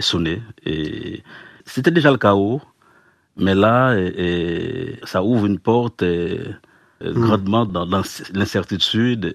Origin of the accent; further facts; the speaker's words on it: Haiti; on est haïtien